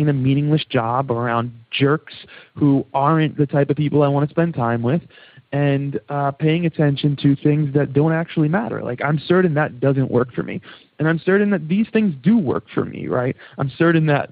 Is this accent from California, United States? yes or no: no; New York, United States; accent: New York; my New York accent kicking in there